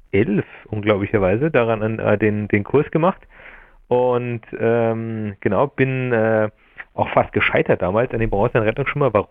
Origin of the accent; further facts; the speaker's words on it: Laufen an der Salzach, Bavaria, Germany; also ich komme aus Laufen an der Salzach, das ist ja ein Ort äh, an der Salzburger Grenze.